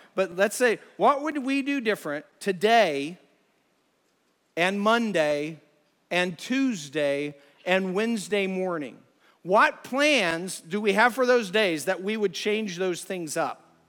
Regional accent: Ohio, United States; we're from Ohio

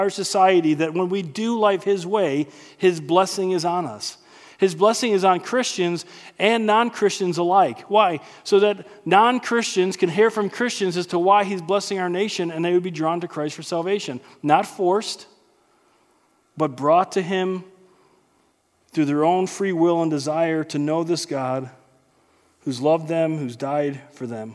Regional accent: United States; growing up in the United States

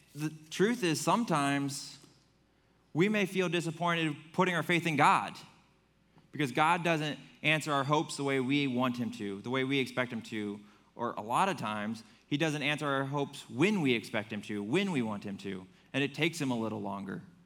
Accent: Fremont, United States; moved away as an adult; I grew up in Fremont

